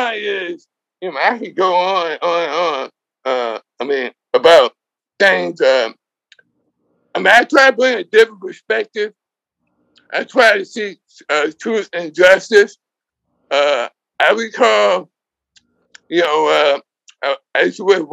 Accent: Oakland, California, United States; now in Los Angeles, United States; I live in Los Angeles, California, and was born and raised in Oakland. But I've been down in Southern California for the last 45 years.

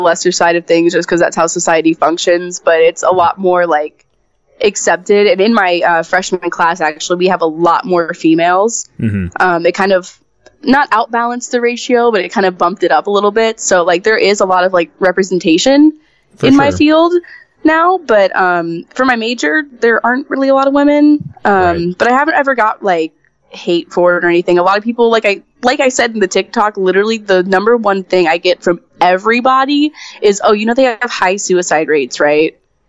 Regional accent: Florida, United States; I've lived in Florida my entire life. I have never moved

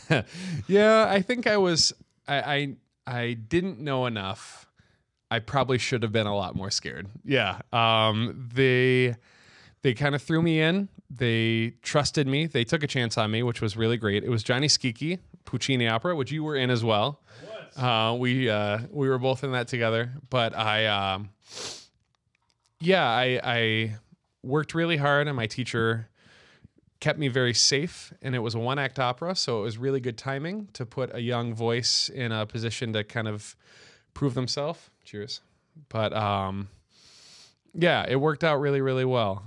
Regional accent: Rochester, Michigan, United States; moved away; I grew up in Rochester, Michigan, just north of Detroit.

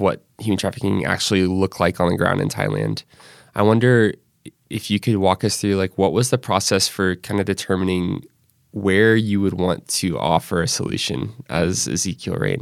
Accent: Northwest Arkansas, United States; I grew up there

